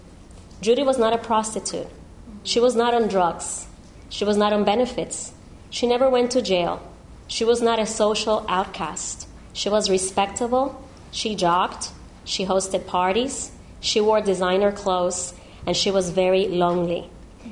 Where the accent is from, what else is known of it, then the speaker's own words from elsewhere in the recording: Miami, Florida, United States; I come from Miami.